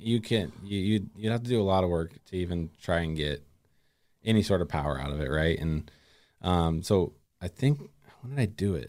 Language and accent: English; Gladstone, Oregon, United States; now in Molalla, United States; I'm originally, uh, from and grew up in Gladstone.